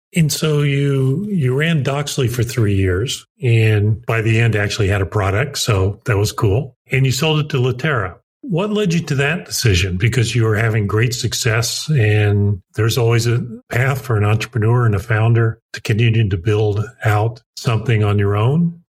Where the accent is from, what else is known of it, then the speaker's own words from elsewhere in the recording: Greencastle, Indiana, United States; a small town called Greencastle, Indiana, where I grew up